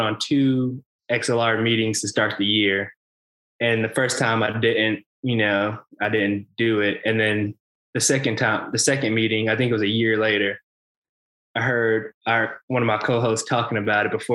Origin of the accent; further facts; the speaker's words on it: Spartanburg, South Carolina, United States; I grew up in Spartanburg, South Carolina, went to Dorman High School